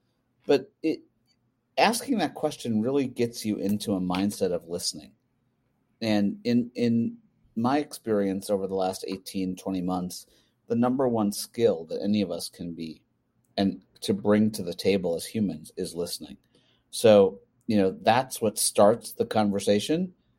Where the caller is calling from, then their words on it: Minneapolis, Minnesota, United States; I'm live in Minneapolis, Minnesota.